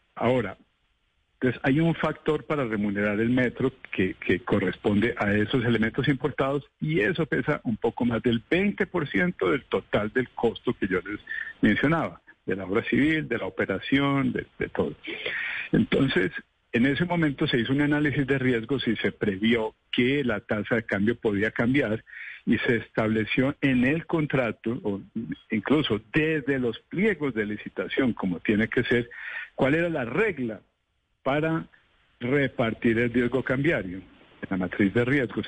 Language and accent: Spanish; Bogotá, Colombia; como bogotano